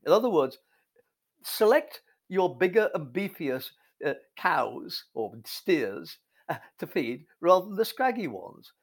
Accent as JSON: {"language": "English", "region": "England", "country": "United Kingdom", "tie": "born or raised there", "also_born_or_lived": "North America", "moved": "as an adult", "said": "I, I grew up in England in the fifties"}